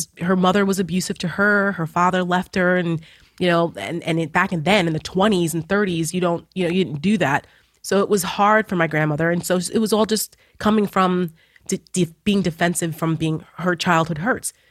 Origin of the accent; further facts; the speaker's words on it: New Jersey, United States; moved away as an adult; now in Washington, D.C. area, United States; I'm from Jersey